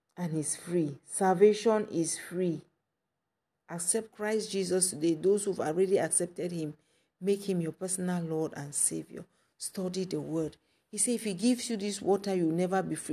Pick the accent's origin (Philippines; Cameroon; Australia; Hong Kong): Cameroon; Kumba; my hometown in Cameroon, Nkumba